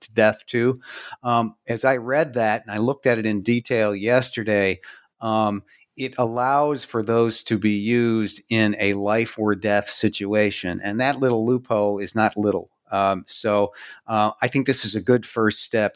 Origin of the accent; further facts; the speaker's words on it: Pittsburgh, Pennsylvania, United States; here in Pittsburgh, my hometown